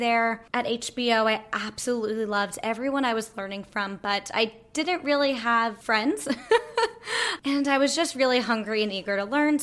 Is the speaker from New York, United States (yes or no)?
yes; Long Island, New York, United States; also born or lived in New Orleans, Louisiana; now in New York City, United States; I grew up in Long Island, New York, and now I am, as I mentioned, in New York City